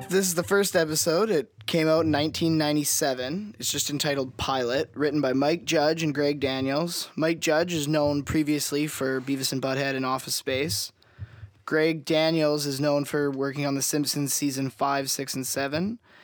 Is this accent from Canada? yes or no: yes; Canada; we are Canadian